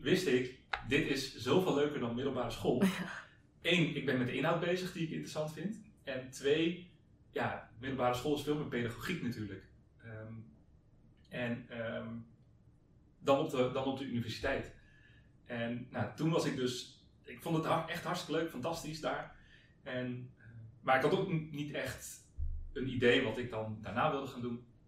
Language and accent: Dutch; Hendrik-Ido-Ambacht, South Holland, Netherlands; moved away as an adult; also born or lived in Zwijndrecht; now in Amsterdam, Netherlands; ik kom oorspronkelijk uit Hendrik Ambacht